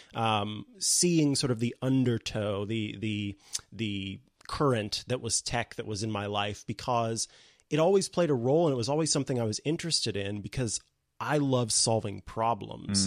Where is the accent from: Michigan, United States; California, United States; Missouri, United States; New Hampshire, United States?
Missouri, United States; St. Joseph; also born or lived in Columbia, Missouri; a local radio station in my hometown of Saint Joseph, Missouri